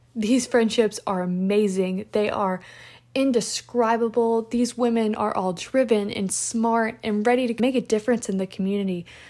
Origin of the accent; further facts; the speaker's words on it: Lexington, Kentucky, United States; I'm actually from Lexington, Kentucky